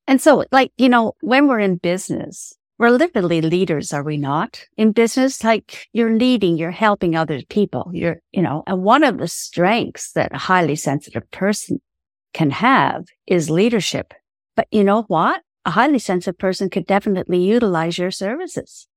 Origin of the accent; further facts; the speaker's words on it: Ireland; I'm Irish